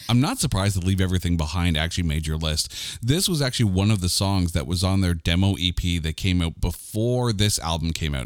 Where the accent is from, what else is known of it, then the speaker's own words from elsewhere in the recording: Canada; I'm a Canadian